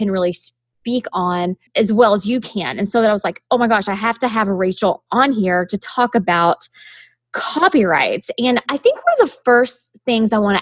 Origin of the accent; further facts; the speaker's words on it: Kentucky, United States; I was from Kentucky